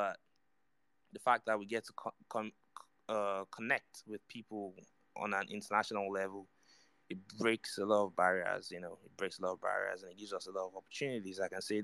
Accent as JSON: {"language": "English", "country": "Nigeria", "said": "I'm from Nigeria"}